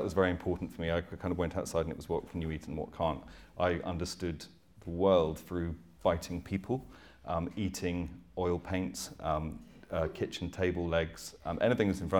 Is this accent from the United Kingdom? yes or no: yes; Dorset, South West England, United Kingdom; I grew up in 1972 in Dorset, which was very very rural.